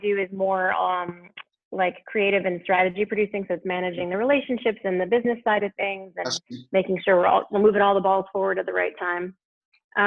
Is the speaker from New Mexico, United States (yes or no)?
yes; Albuquerque, New Mexico, United States; moved away; also born or lived in Michigan; I grew up in Albuquerque, New Mexico, but my folks went to Michigan